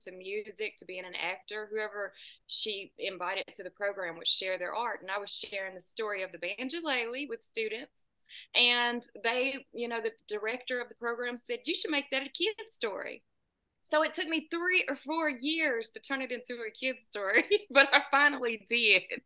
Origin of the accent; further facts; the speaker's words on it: United States; I'm about two hours south of Nashville